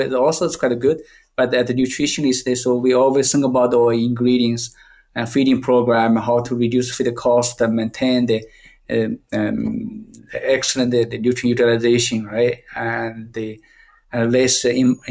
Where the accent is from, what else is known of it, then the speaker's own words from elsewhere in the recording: China; English is a second language; moved away as an adult; now in Canada; I came from China, I read most time I read the books in the Chinese books. And after I go to the Canada